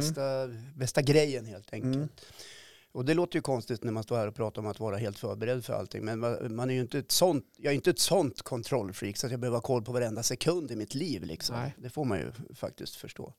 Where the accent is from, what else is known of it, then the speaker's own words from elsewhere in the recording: Östersund, Jämtland, Sweden; Jag kommer från Östersund